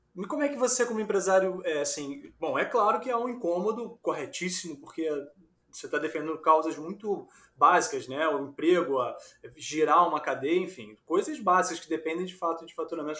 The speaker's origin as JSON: {"language": "Portuguese", "region": "Rio de Janeiro", "country": "Brazil", "also_born_or_lived": "São Paulo", "said": "eu sou carioca, mas ganho dinheiro em São Paulo"}